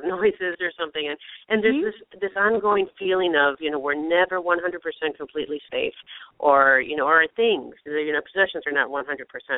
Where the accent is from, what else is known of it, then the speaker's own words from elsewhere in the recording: Chicago, Illinois, United States; I grew up on the south side of Chicago.